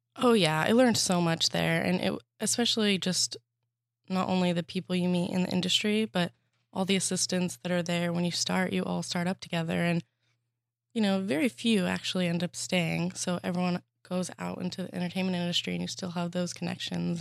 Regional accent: Arizona, United States; moved away as an adult; also born or lived in Boston; now in Los Angeles, United States; I'm from Arizona

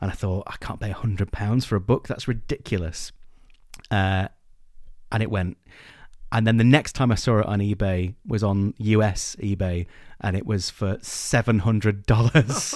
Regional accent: England, United Kingdom; we're English

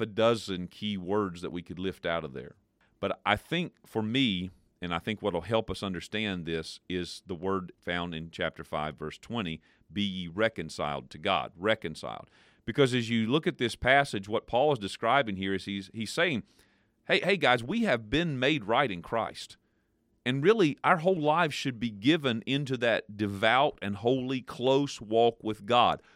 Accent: United States; As American people

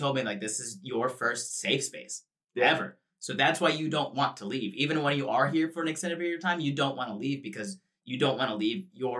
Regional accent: Florida, United States; moved away as an adult; now in Los Angeles, United States; I moved from Florida to Los Angeles, California, across the country. First time ever living outside of the state of Florida.

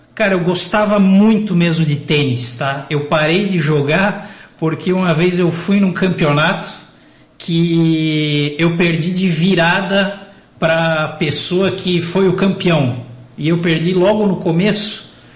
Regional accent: Joinville, Santa Catarina, Brazil; Eu sou natural daqui de Joinville, nasci em 1985, brinquei muito aí pelas ruas de Joinville

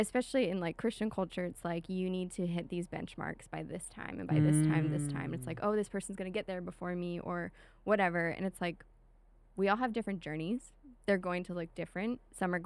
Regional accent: Pennsylvania, United States; moved away as an adult; now in Indiana, United States; I'm from Pennsylvania

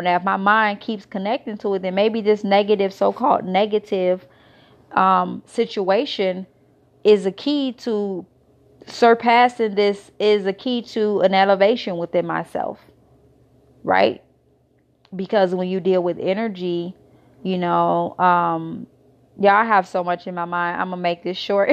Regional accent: Israel; moved away as an adult; also born or lived in United States; I was born in America, raised in Israel

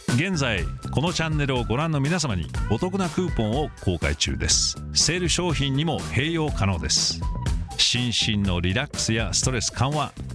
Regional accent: United States; アメリカ人として

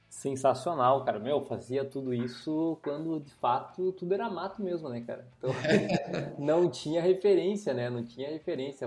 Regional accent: interior of Rio Grande do Sul, Brazil; eu sou um cara que nasci e cresci no interior do estado do Rio Grande do Sul

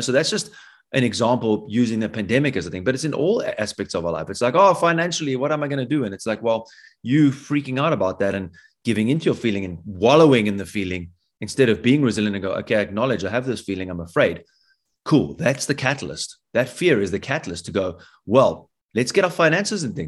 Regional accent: South Africa; As a South African

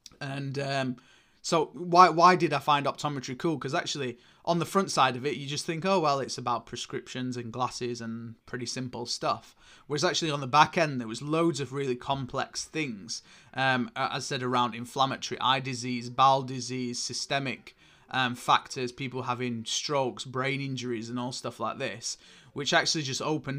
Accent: Oldham, North West England, United Kingdom; accent: northern; selling shoes and random bits in clothing in Oldham. You can probably tell hence from my northern accent here.

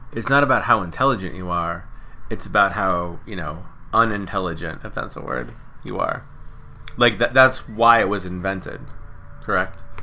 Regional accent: Ohio, United States; I'm from Ohio

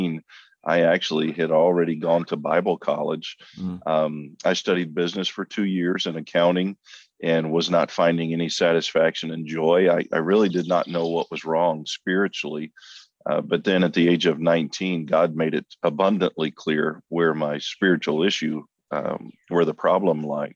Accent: Clarksville, Tennessee, United States; also born or lived in Midland; I was born and raised in Clarksville, Tennessee, which is adjacent to Fort Campbell, Kentucky, just west of Nashville

